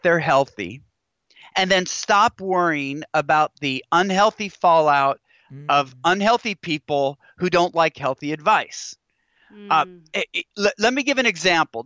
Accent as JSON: {"language": "English", "region": "Washington", "country": "United States", "tie": "born or raised there", "said": "Growing up in Washington State"}